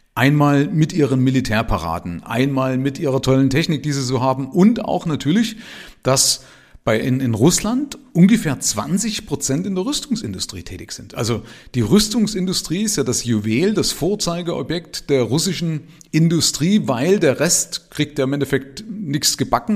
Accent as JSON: {"language": "German", "country": "Germany", "tie": "born or raised there", "said": "Ich bin ja in der DDR aufgewachsen"}